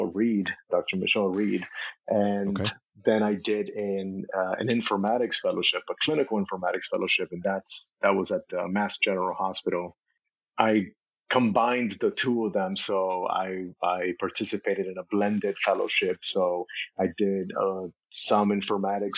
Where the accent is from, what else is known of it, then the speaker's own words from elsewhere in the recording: Nicaragua; also born or lived in Cuba; now in United States; I was born in Cuba, and so I was born in Cuba, and when I was 6 months old, we moved to Nicaragua. That's where my mom is from